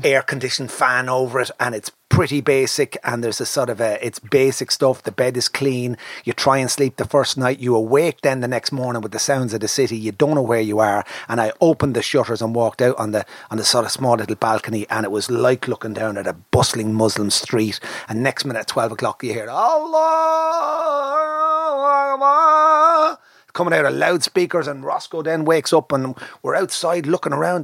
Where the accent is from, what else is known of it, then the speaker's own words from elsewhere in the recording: Ireland; I'm Irish